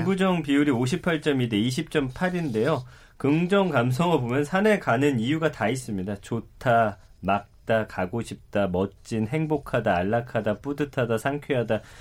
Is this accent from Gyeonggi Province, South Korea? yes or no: no; Daejeon, South Korea; 고향이 대전인데